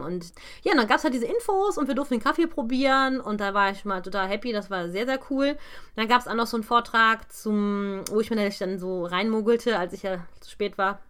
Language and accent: German; Krefeld, North Rhine-Westphalia, Germany; Also aus meiner Heimatstadt